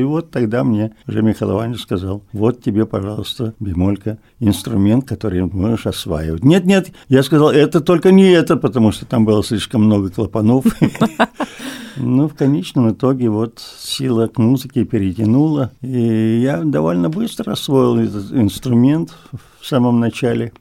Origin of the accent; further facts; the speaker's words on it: the Far East, Russian Far East, Russia; мы с Дальнего Востока